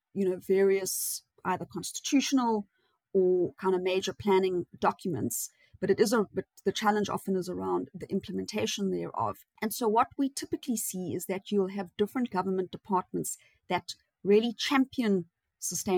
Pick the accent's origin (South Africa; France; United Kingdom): South Africa; we're South African